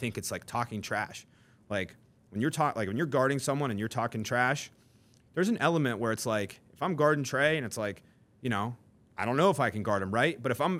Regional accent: Newcastle, North East England, United Kingdom; I think it truly is like, you know, I grew up in Newcastle, driven by a fear of seeing people settle and seeing people be mediocre

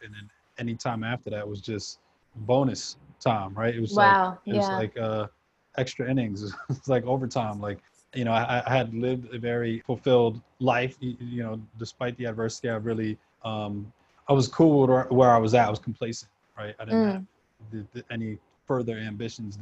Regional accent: New York, United States; also born or lived in Houston, Texas; For the most part, I grew up in New York. I traveled around a bit. I was back and forth to South America, having, you know, family down there

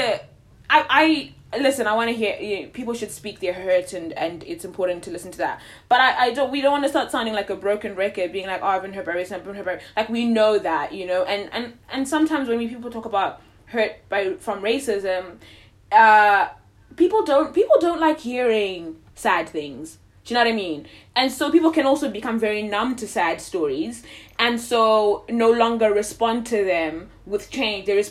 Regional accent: Zimbabwe; born or raised there; moved away

